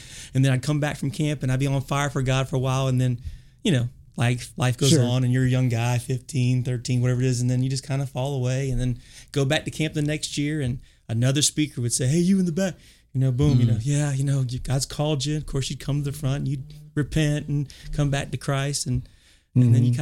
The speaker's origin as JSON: {"language": "English", "town": "Lafayette", "region": "Louisiana", "country": "United States", "tie": "born or raised there", "also_born_or_lived": "South Carolina", "moved": "yes", "said": "I am born and raised in Cajun country down in Lafayette, Louisiana"}